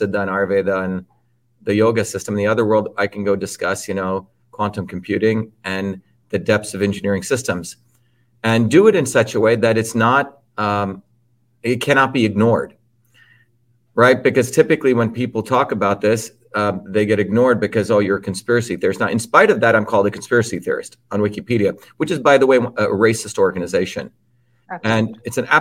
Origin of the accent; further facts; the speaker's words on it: United States; also born or lived in India; growing up in the United States